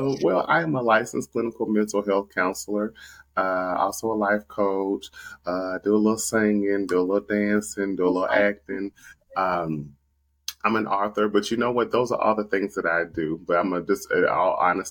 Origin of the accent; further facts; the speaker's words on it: Nashville, Tennessee, United States; moved away as an adult; also born or lived in Atlanta; I moved to Atlanta from Nashville, my hometown